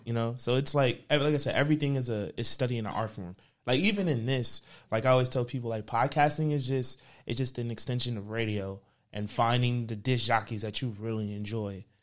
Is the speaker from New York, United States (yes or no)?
yes; New York City, New York, United States; moved away as an adult; now in Atlanta, United States; I'm from Uptown, man. So I grew up between Harlem and the Bronx. South Bronx, not this part